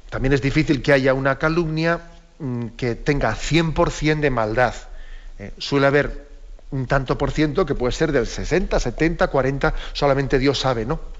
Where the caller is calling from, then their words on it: Castellón, Valencian Community, Spain; Buenos días … de Castellón.